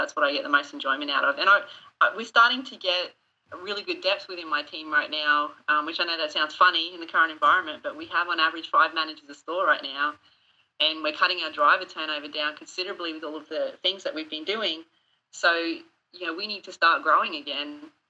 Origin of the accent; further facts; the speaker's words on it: Australia; accent: Australian; Well, everyone keeps giving me shit because they think I don't sound Australian anymore, that I'm losing my accent.